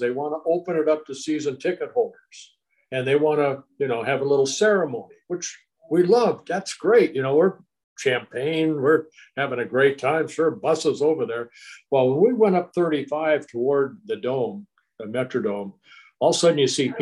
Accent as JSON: {"language": "English", "town": "Anaheim", "region": "California", "country": "United States", "tie": "born or raised there", "also_born_or_lived": "Netherlands / Canada / Paramount, California / Garden Grove, California", "said": "I grew up right there in Anaheim"}